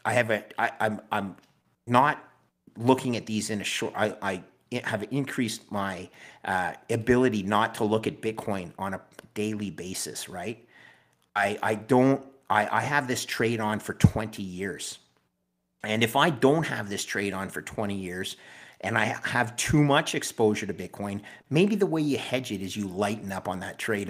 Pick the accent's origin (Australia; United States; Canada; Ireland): Canada; as a Canadian